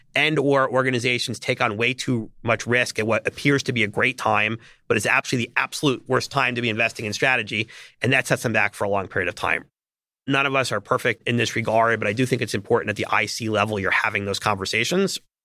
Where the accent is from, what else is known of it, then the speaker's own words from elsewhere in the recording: New York area, United States; I grew up in the New York area